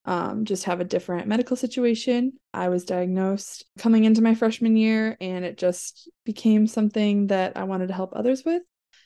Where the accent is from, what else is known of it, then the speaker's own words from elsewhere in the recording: Illinois, United States; I am originally from the Chicagoland area.